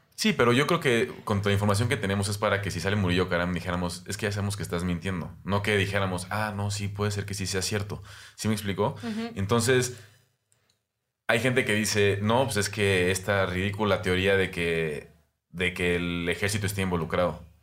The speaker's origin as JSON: {"language": "Spanish", "country": "Mexico", "said": "nuestra inteligencia como mexicanos"}